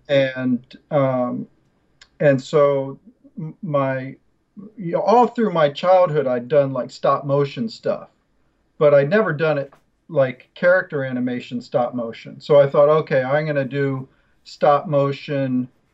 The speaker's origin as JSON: {"language": "English", "town": "Chapel Hill", "region": "North Carolina", "country": "United States", "tie": "born or raised there", "moved": "yes", "said": "I grew up in Chapel Hill. My dad was a computer science professor at UNC"}